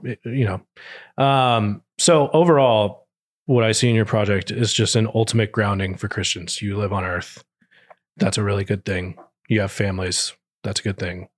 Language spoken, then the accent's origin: English; Texas, United States; I grew up in Texas